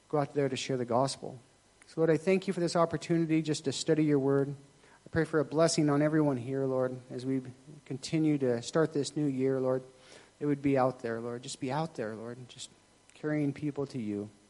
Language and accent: English; Thailand; I'm Thai, so my family's Buddhist, but I'm not really kind of Buddhist. I just, you know, I was raised in Thailand, so that's kind of what I am.